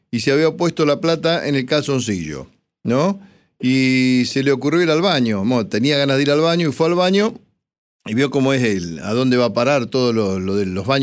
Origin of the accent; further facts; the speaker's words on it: 25 de Mayo, Buenos Aires Province, Argentina; moved away; pasaba por mi pueblo por 25 de mayo.